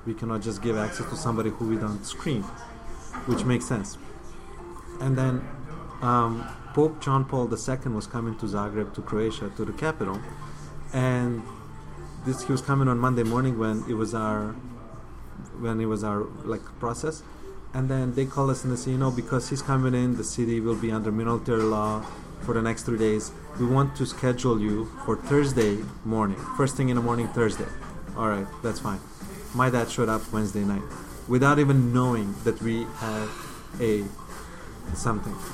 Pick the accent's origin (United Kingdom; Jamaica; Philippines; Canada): Canada; Windsor, Ontario; English is a second language; growing up in Windsor is not it's not a bad place to grow up